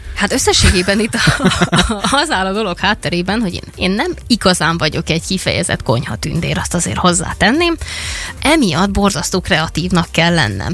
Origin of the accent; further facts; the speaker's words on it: Vojvodina, Serbia; moved away; Amikor én gyerek voltam, én vajdasági vagyok, és ott volt ugye egy háború